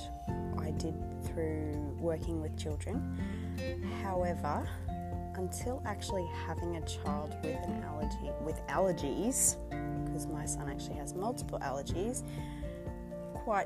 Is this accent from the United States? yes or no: no; Australia; also born or lived in Queensland; I'm an Aussie